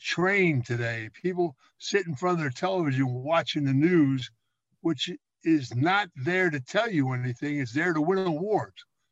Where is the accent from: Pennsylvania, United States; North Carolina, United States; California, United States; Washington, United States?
Pennsylvania, United States; Philadelphia; I was raised down in Southwest Philadelphia